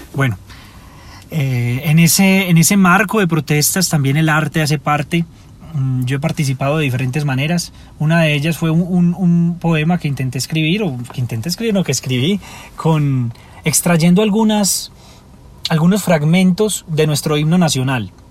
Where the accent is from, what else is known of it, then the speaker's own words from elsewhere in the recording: Medellín, Antioquia, Colombia; Soy de Medellín y he representado a mi ciudad